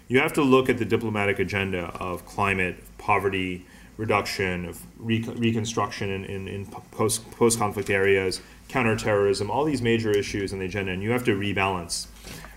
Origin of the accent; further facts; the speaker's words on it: India; I'm Indian